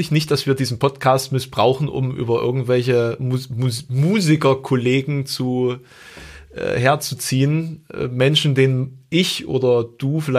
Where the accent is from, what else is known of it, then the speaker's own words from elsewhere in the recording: East Germany, Germany; ich komme ja auch aus dem Osten, ne? das möchte ich ja nochmal erwähnen, auch wenn ich kein DDR-Kind bin, aber diese, ähm, Art und Weise der, äh, des Aufwachsens ist natürlich trotzdem durch die Ostsozialisierung geprägt.